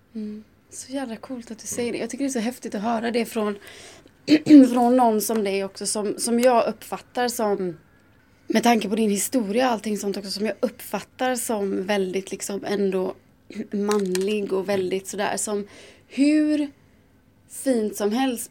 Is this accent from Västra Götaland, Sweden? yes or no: yes; Gothenburg, Västra Götaland, Sweden; now in Stockholm, Sweden; Jag är från Göteborg